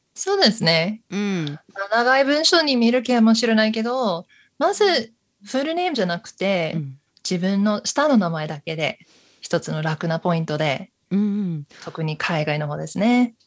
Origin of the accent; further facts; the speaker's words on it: United States; Japanese is a second language; moved away as an adult; now in Sapporo, Japan; 私、アメリカ人なんですけど、札幌も20年以上住んでいます。